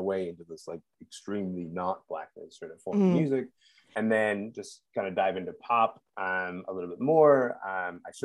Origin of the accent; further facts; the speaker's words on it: Kingston, Ontario, Canada; growing up in Kingston, but also being like coming from a background of being like a conservative Muslim